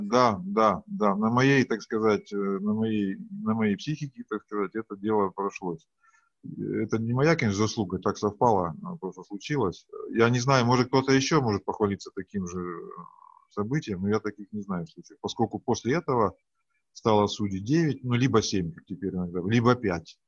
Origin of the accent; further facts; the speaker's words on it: Yekaterinburg, Sverdlovsk Oblast, Russia; Я из Екатеринбурга